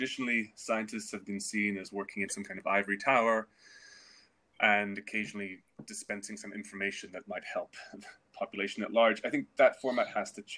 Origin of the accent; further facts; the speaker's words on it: Sweden; moved away; my home country of Sweden